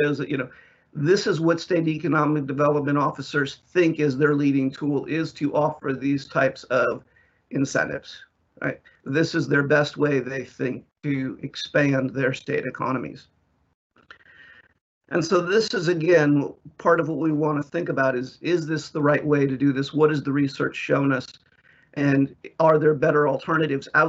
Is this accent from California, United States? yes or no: no; South Carolina, United States; In my home state of South Carolina, where I am